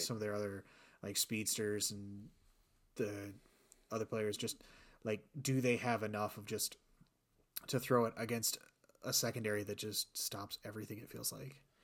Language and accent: English; South Bend, Indiana, United States; I'm from South Bend